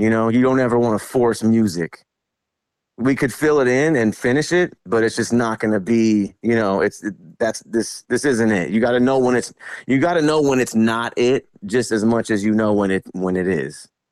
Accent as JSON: {"language": "English", "town": "Vallejo", "region": "California", "country": "United States", "tie": "born or raised there", "said": "I was born and raised in Vallejo, California"}